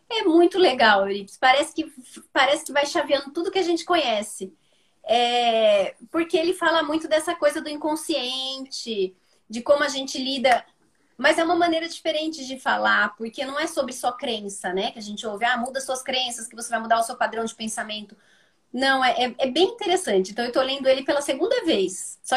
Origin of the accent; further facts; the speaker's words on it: Campinas, São Paulo, Brazil; Aqui, eu sou de Campinas, então algumas pessoas podem não, não saber.